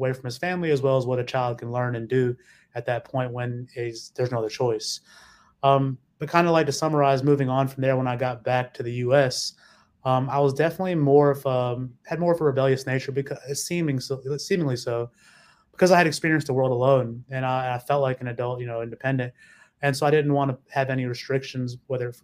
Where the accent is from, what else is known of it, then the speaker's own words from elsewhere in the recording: Mississippi, United States; moving down south to Mississippi. My father took the family down there